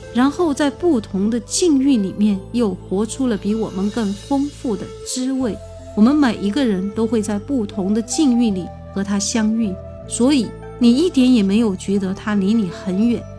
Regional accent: Sichuan, China; 我们四川人

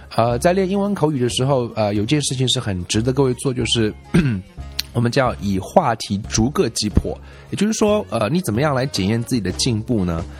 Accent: China; 我们中国人吃鱼

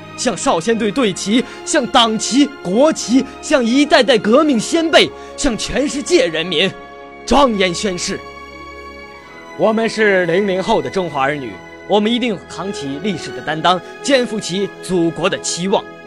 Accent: Renqiu, Hebei, China; 我是来自河北省华北油田钻儿中学的初中生

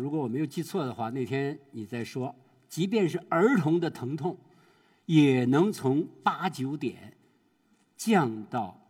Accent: China; 说我们中国人呀，在面临死亡的时候有三大绝

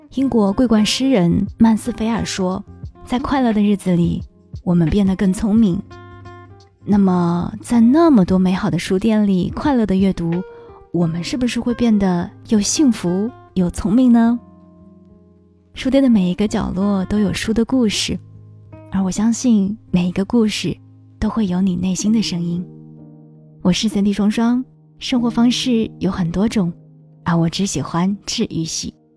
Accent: Shanghai, China; 作为一个土生土长的上海人

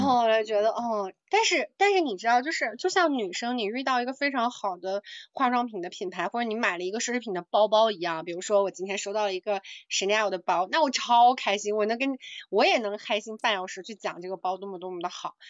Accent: Jiangxi, China; 我的家乡

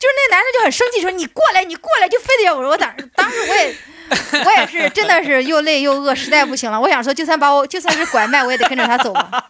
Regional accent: China; 但是人家觉得我他们没见过我中国人，他们觉得我跟他们玩不到一起，把我拒绝了，知道吧？

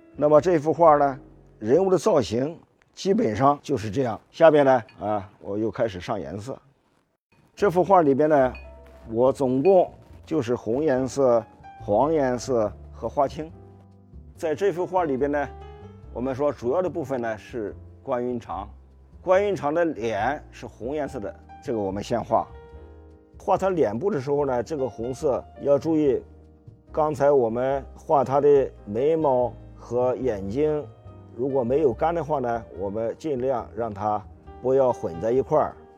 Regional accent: China; 我们中国人

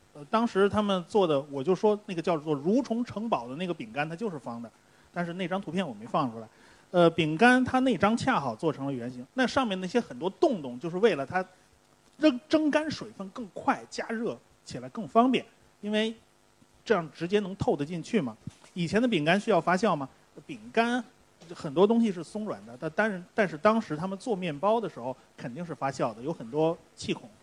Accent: China; 我们中国人做肉都是放酒的

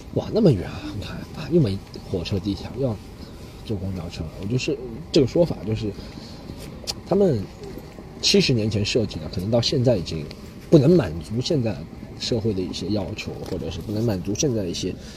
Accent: Shanghai, China; accent: Shanghainese; moved away as an adult; now in Australia; 我就说上海话

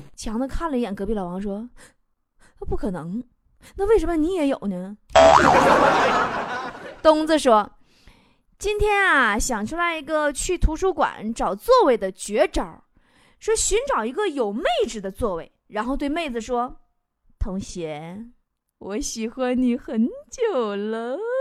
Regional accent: Liaoning, China; now in Guangdong, China; 我是辽宁人 生活在广东

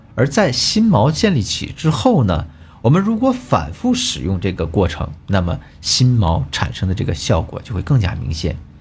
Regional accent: China; 但我们中国人呢，比较矜持

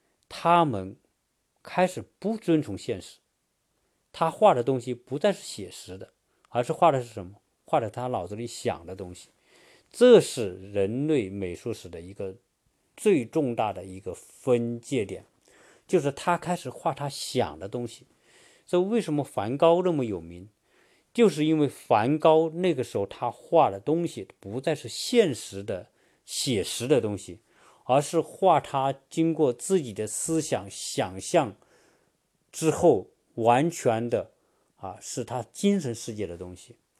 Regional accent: China; 当然，我们在中国长大的人，学中在中国学哲学的人，传统哲学都被认为说，唯物主义是对的，唯心主义是错的。

